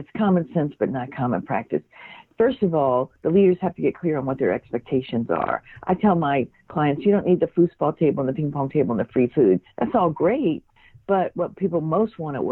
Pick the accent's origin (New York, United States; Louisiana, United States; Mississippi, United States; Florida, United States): Mississippi, United States; I grew up in Mississippi and went to work at a very young age